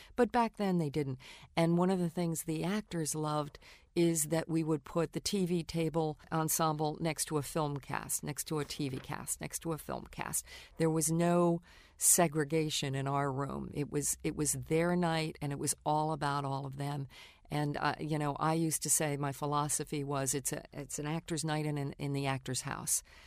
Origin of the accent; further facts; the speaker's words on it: New York, United States; I grew up in New York